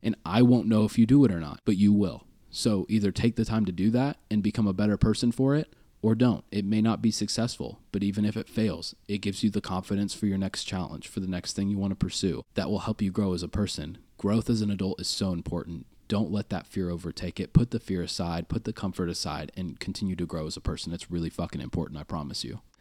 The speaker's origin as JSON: {"language": "English", "town": "Kearney", "country": "United States", "tie": "born or raised there", "said": "I grew up in Kearney"}